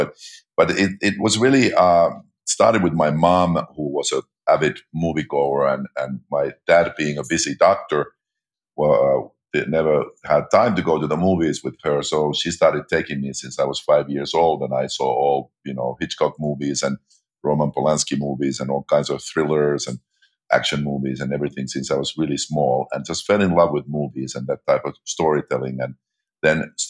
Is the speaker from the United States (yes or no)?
no; Finland; moved away; I grew up in Finland, population 5 million, minuscule movie industry